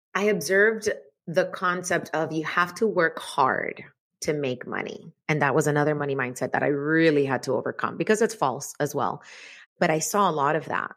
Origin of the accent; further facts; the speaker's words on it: Cuba; moved away; I was born in Cuba, so the whole concept of money was this really confusing thing 'cause we didn't have any